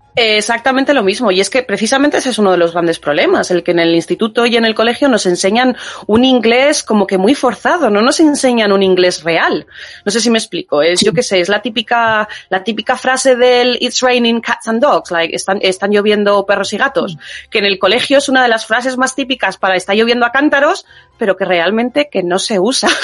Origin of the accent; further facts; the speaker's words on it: Spain; now in United Kingdom; yo gran parte era española